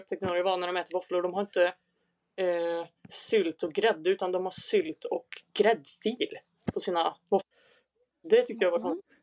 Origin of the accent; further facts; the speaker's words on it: Säffle, Värmland, Sweden; moved away as an adult; now in Lund, Sweden; fyllde 23 nyligen och jag kommer från Värmland i Säffle, eller Säffle i Värmland